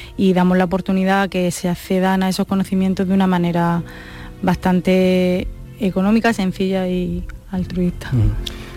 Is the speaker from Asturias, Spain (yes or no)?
no; Almería, Andalusia, Spain; also born or lived in Granada; yo soy de Almería, aunque ah. estudié en Granada